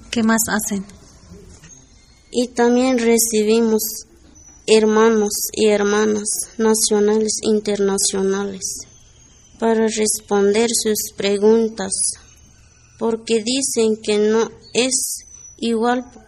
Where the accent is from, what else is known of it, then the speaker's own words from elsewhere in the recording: Chiapas, Mexico; Spanish is a second language; Yo soy municipio autónomo rebelde zapatista Magdalena de La Paz.